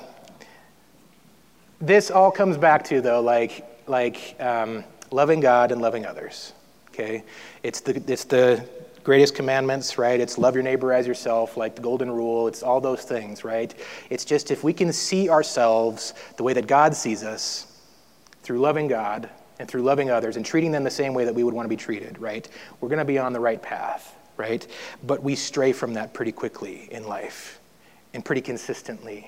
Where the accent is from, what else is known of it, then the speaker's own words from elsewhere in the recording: North Dakota, United States; I grew up in North Dakota, so we had a lot of snow for a long time every year